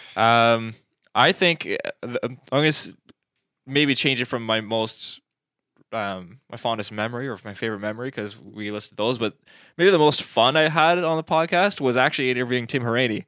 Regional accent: Canada; we're not, we're Canadian

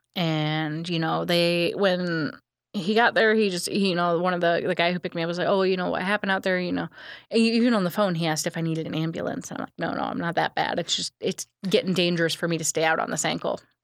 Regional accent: Illinois, United States; I'm from Illinois.

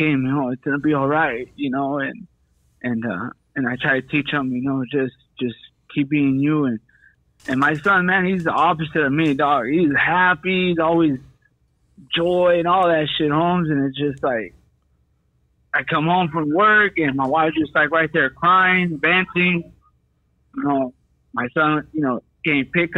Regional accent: Santa Ana, California, United States; I'm from Santana.

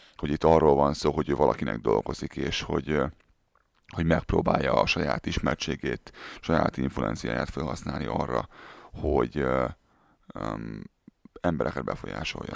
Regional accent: Hungary; moved away; én Budapest mellett egy, ö, városban nőttem fel

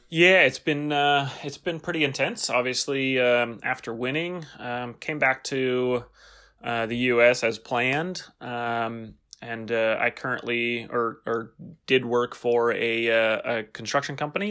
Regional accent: San Francisco, California, United States; I grew up in California near San Francisco

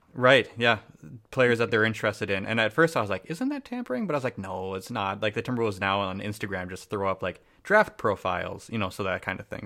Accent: New Hope, Minnesota, United States; I grew up in New Hope, Robins Dale Cooper High School

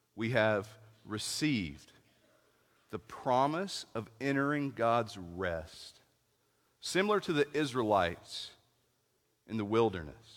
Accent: East Tennessee, United States; I was raised in East Tennessee

